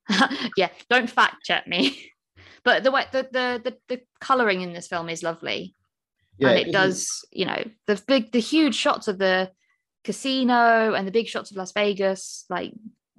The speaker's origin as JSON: {"language": "English", "region": "South East England", "country": "United Kingdom", "lives_now": "Birmingham, United Kingdom", "said": "So I'm from Kent."}